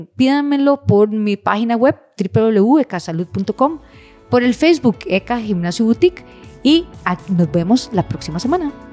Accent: Costa Rica; como buenos ticos

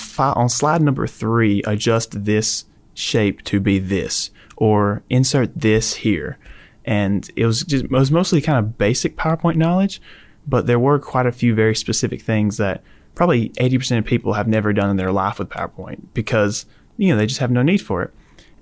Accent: Geraldine, Alabama, United States; moved away; I'm from a little town called Geraldine, Alabama.

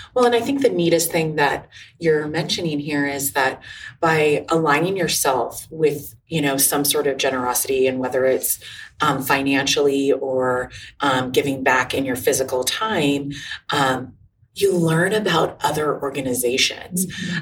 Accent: Los Angeles, California, United States; I'm from Los Angeles, California.

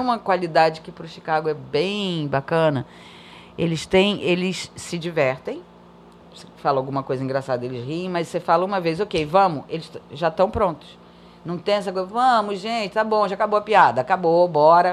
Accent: Brazil; first language Portuguese; moved away; eu sou brasileira

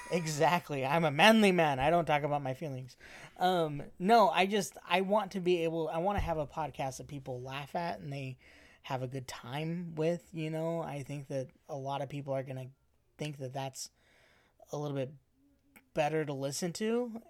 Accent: Arizona, United States; I'm from Arizona

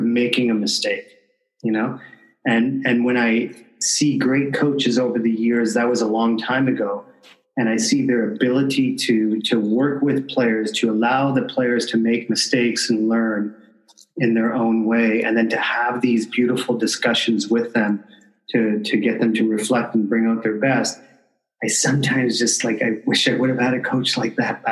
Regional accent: Canada; I'm from Canada

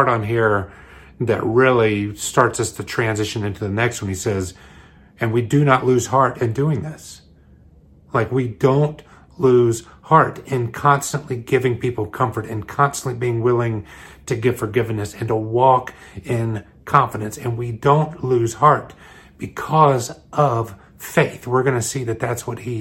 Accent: New York, United States; I live in New York. I'm from Long Island City

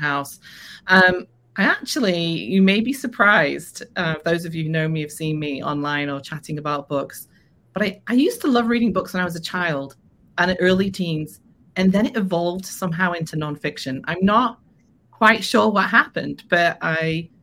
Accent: Liverpool, North West England, United Kingdom; moved away as an adult; now in United States; I'm from Liverpool, is where I was born.

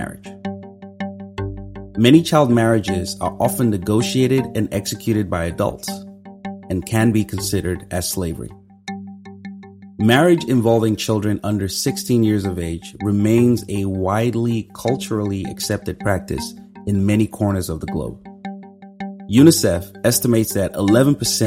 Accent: Nigeria; Growing up in Nigeria

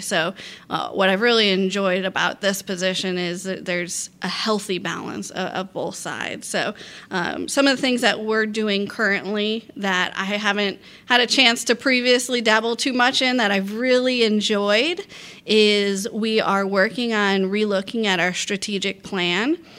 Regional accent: Port Orange, Florida, United States; Port Orange, my hometown

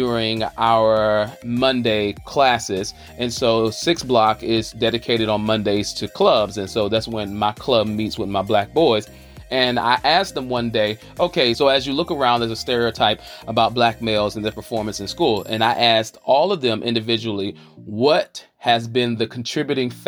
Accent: Charlotte, North Carolina, United States; I'm hailing from the South by way of the QC, the Queen City, Charlotte, North Carolina.

